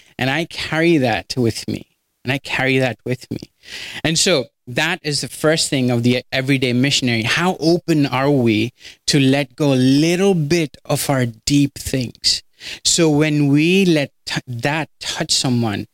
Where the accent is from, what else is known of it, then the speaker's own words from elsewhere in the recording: India; moved away as an adult; now in United States; I'm from India.